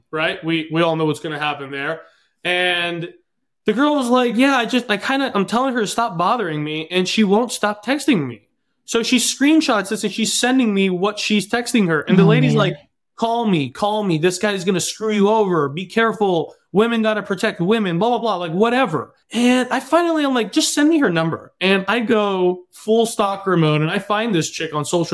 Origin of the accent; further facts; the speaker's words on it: Southern California, United States; moved away as an adult; also born or lived in Los Angeles; now in Eastern Washington, United States; I'm originally from Southern California, currently up in Eastern Washington.